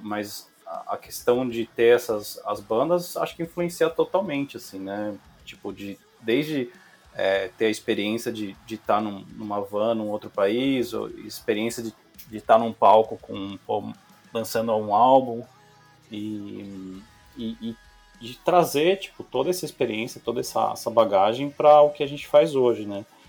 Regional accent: Piracicaba, São Paulo, Brazil; eu sou do interior de Piracicaba, né? Minha mãe também, uhum. família simples

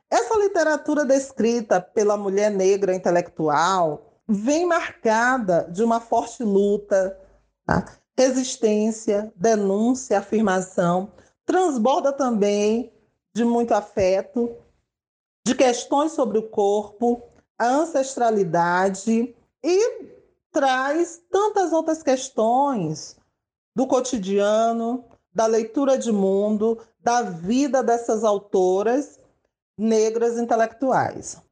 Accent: São Luís, Maranhão, Brazil; Nasci e moro em São Luís, capital do estado do Maranhão

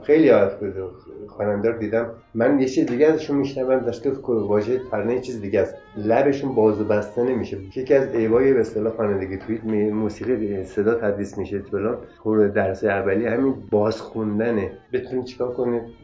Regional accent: Iran; خودم ایرانی هستم

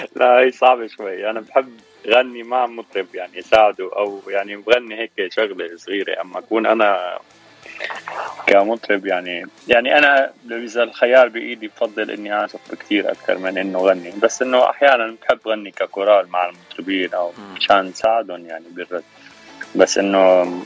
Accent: Damascus, Damascus Governorate, Syria; moved away as an adult; now in Los Angeles, United States; انا من سوريا من الشام صار لي تسع سنين

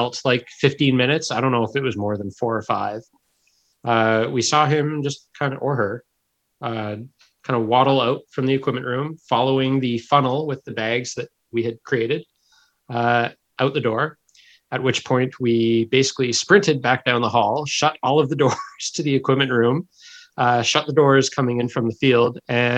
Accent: Sackville, New Brunswick, Canada; I grew up in Sackville, New Brunswick

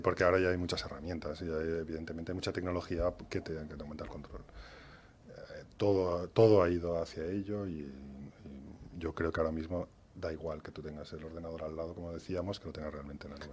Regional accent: Valencia, Valencian Community, Spain; moved away as an adult; now in Madrid, Spain; Yo soy de Valencia

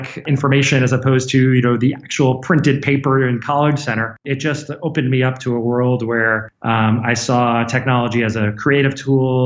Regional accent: New York City suburbs, United States; moved away as an adult; now in Bay Area, United States; I grew up in New York City suburbs.

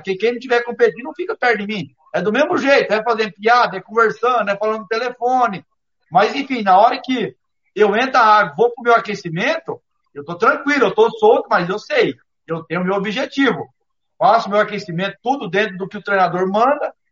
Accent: Brazil; todos nós brasileiros

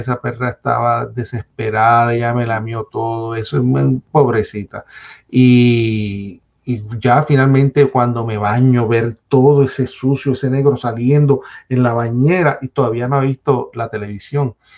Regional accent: Bayamón, Puerto Rico; moved away as an adult; also born or lived in Santurce, San Juan; now in United States; de Bayamón, nacido en Santurce, criado en Bayamón

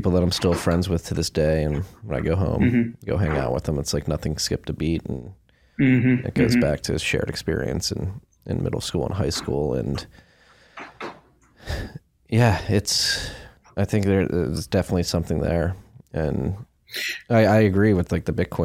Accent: Philadelphia, Pennsylvania, United States; moved away as an adult; also born or lived in Chicago / New York; now in Austin, United States; I moved from Philadelphia, where I'm from, right after high school

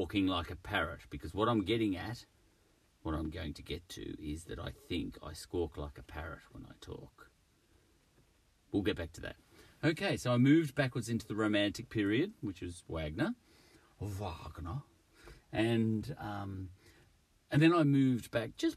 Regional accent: Australia; I'm Australian

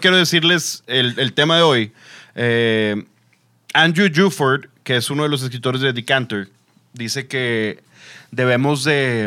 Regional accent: Monterrey, Nuevo León, Mexico; soy regio

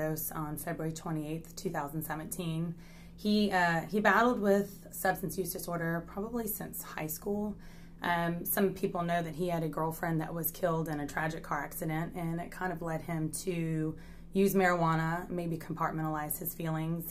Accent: Richmond, Virginia, United States; moved away as an adult; now in Midlothian, United States; I'm originally from Richmond, Virginia.

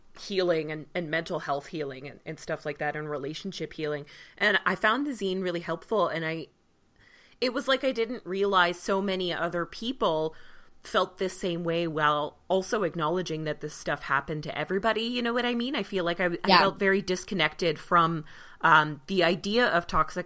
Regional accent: Canada; also born or lived in Vancouver; I'm also Canadian

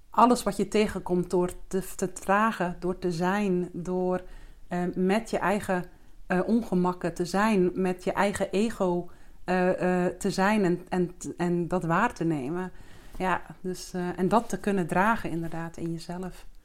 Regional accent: Zeeuws-Vlaanderen, Zeeland, Netherlands; now in Alkmaar, Netherlands; Ik woon met mijn vriend in Alkmaar. Maar ik ben geboren in Zeeuws-Vlaanderen

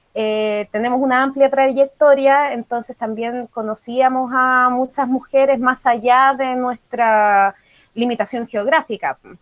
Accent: Valparaíso, Chile; en mi caso que soy chilena

